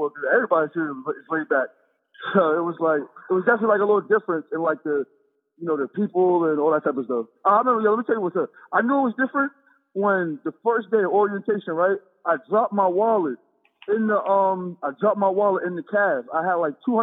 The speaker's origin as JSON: {"language": "English", "town": "Hackensack", "region": "New Jersey", "country": "United States", "tie": "born or raised there", "said": "I'm 7 minutes from the George Washington Bridge"}